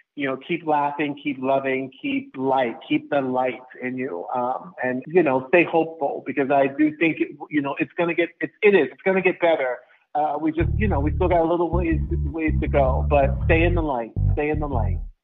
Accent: Orlando, Florida, United States; My hometown of Orlando, Florida

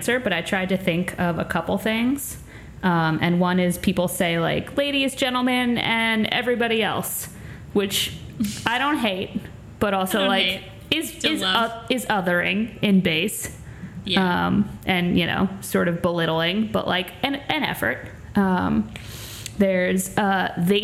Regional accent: Long Island, New York, United States; I'm very much from Long Island

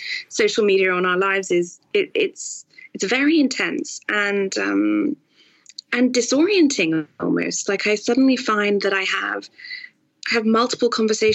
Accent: Singapore; moved away; also born or lived in York / Cambridge / Oxford; I grew up, in Asia, in Singapore specifically

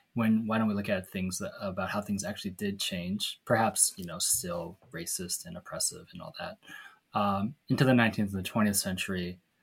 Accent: Seattle, Washington, United States; Tammy and me growing up in Seattle

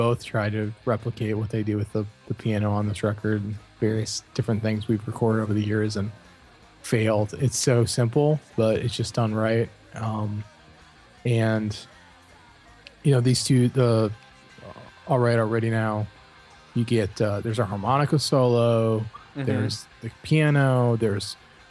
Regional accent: Cleveland, Ohio, United States; I grew up listening to 70s rock and early 80s rock. It was just, you know, absorbed it growing up in Cleveland.

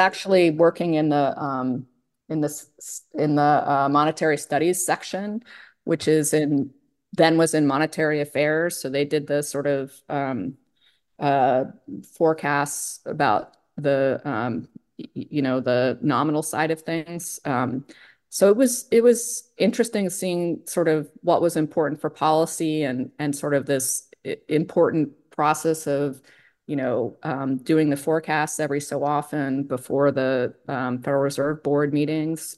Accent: State College, Pennsylvania, United States; moved away; I grew up in State College where Penn State is.

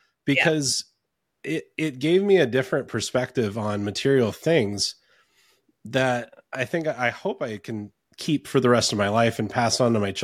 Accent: North Carolina, United States; also born or lived in Ontario, Canada; I grew up in North Carolina

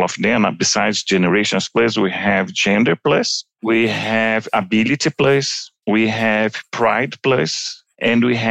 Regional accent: Brazil; If you come to Brazil, my hometown, talking from São Paulo

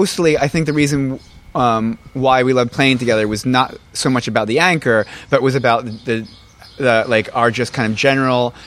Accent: New Jersey, United States; I'm from Jersey

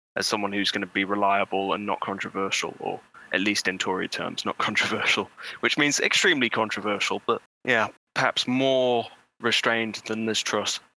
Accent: Bolsover, East Midlands, United Kingdom; I'm from Bolsover, which is one of the most intensely Brexity places in the country

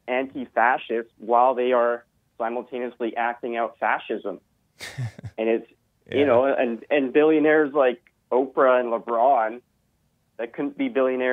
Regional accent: Canada; as a Canadian means to be a Bernie supporter

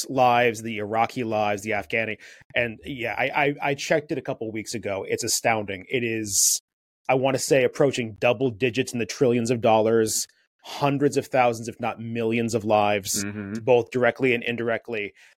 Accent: United States; I'm talking about my own country here as an American

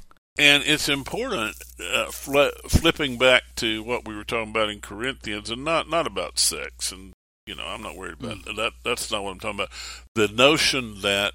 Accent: Mount Airy, North Carolina, United States; also born or lived in Stuart, Virginia; I say I'm from Mount Airy, North Carolina, but I was born in Stuart, Virginia

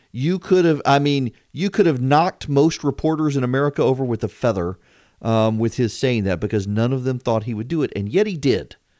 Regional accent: Louisiana, United States; now in Georgia, United States; I'm from Louisiana

